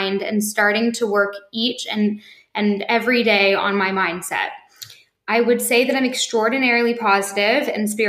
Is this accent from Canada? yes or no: no; Vienna, Austria; now in London, United Kingdom; I'm from Vienna, but speak fluently German, French, and English.